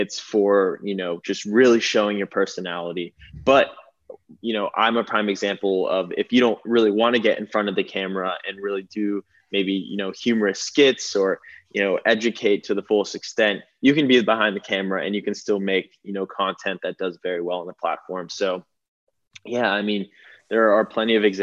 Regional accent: Malibu, California, United States; I grew up in Malibu

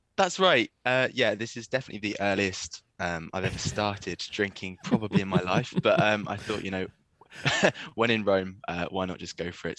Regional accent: East Anglia, East of England, United Kingdom; moved away; also born or lived in Wales; I'm I'm from uh, from East Anglia

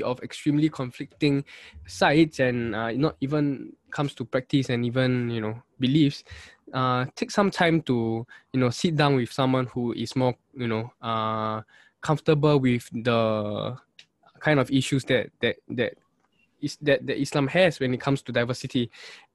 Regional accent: Singapore; Singaporean Muslims

